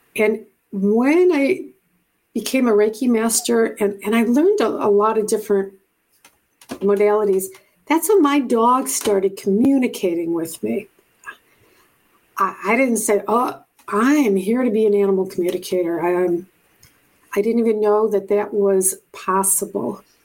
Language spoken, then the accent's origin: English; Buffalo, New York, United States; moved away as an adult; also born or lived in Japan / Hawaii / Puerto Rico / California; I'm from Buffalo, New York originally